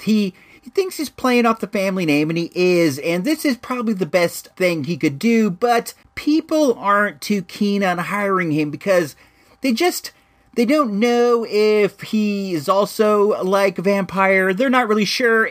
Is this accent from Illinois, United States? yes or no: yes; Illinois, United States; moved away; I was born in Illinois